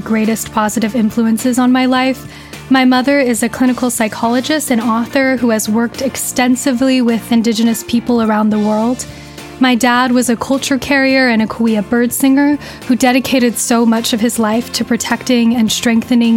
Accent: Riverside County, Southern California, United States; I grew up in Southern California in Riverside County

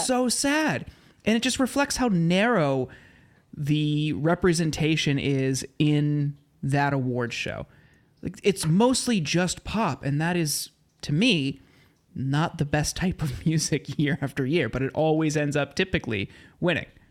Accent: Ohio, United States; now in Los Angeles, United States; I grew up in Ohio

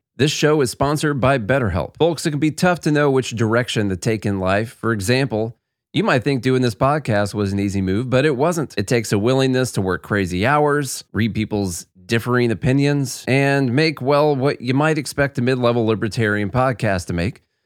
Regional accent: Tennessee, United States; I'm from Tennessee

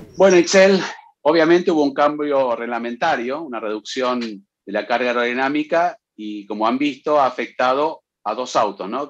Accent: Mexico; soy de México

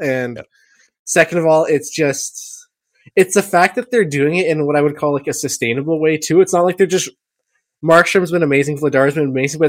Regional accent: Quebec, Canada; I remember all of his stories, like we grew up ice fishing in Quebec and I froze my hands off

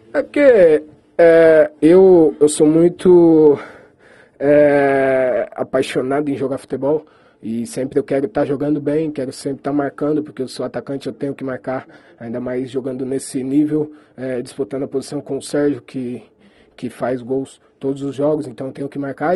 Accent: Brazil; moved away; eu como brasileiro

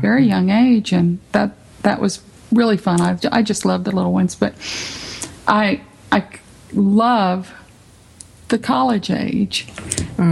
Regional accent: San Benito, Texas, United States; now in Tyler, United States; I grew up in San Benito, but we didn't have any dance studios in San Benito

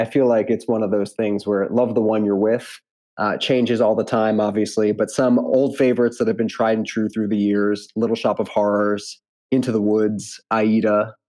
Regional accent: Long Island, Nassau County, New York, United States; So I am a New Yorker, born and raised, grew up on Long Island, Nassau County.

